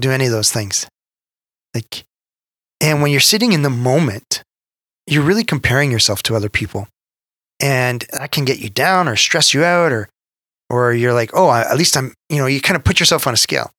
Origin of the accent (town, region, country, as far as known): Canada